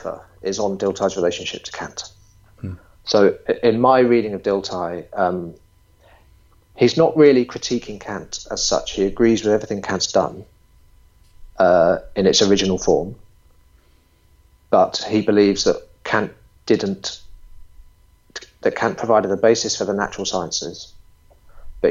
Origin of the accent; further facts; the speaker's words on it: England, United Kingdom; being English